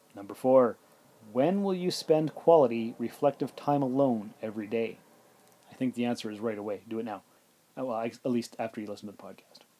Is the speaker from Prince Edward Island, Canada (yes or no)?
no; Sault Ste. Marie, Ontario, Canada; also born or lived in North Bay, Ontario; now in Timmins, Canada; I'm from Sault Ste. Marie, Ontario, and I lived in North Bay, and I lived in, well, I'm living in Timmins right now.